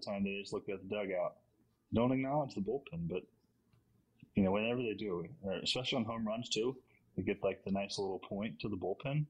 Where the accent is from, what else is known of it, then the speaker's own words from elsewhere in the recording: Virginia, United States; Always Newberry, but I'm from Virginia.